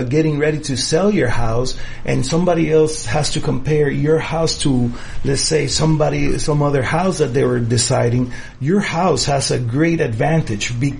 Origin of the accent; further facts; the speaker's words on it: United States; I am proud as an American